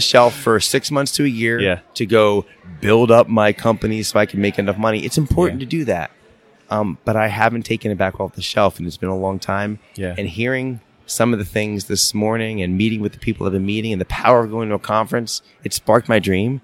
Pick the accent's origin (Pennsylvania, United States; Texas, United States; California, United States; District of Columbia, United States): Pennsylvania, United States; Philadelphia; moved away as an adult; now in upstate New York, United States; we've always wanted to go back to our hometown. We're from Philadelphia, the suburbs of Philadelphia. We're living in upstate New York